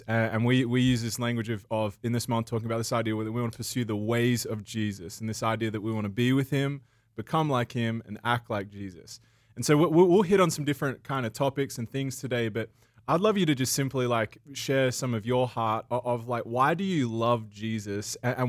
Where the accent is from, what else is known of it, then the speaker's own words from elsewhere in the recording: Australia; Not that I'm from the UK, I'm from Australia.